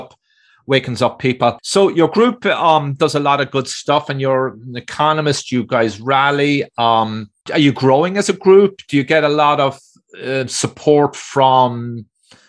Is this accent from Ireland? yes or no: yes; Ireland; I'm being Irish